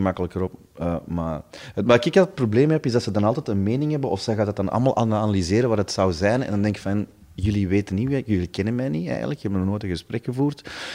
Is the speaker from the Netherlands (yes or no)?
no; Stabroek, Flanders, Belgium; er was bij ons in Stabroek hadden ze een, groot warenhuis